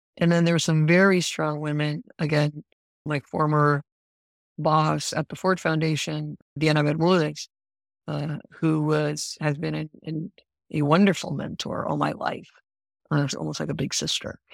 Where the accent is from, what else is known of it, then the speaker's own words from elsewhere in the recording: Puerto Rico; moved away as an adult; also born or lived in Princeton, New Jersey / New York; now in Rhode Island, United States; I'm originally from Puerto Rico, and arrived in Rhode Island